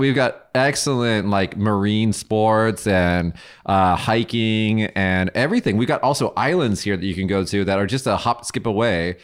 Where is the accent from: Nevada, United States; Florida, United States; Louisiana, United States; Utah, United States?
Nevada, United States; Las Vegas; moved away as an adult; now in Kagoshima, Japan; I'm from Vegas, so we have, like, two million people in the, the greater Vegas area